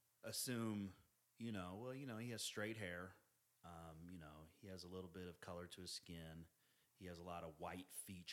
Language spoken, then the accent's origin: English; Independence, United States; I grew up in Independence. And, you know, there was a Samoan population. There was white. There was some black.